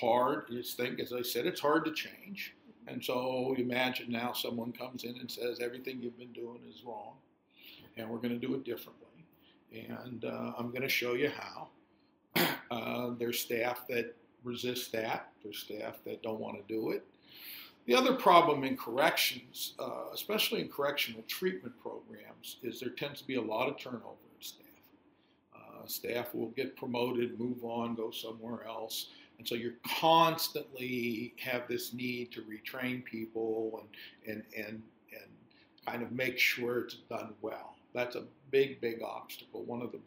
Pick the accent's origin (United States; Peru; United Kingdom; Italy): United States; Youngstown, Ohio; I was born and raised in Youngstown, Ohio, which is an old steel town in northeast Ohio.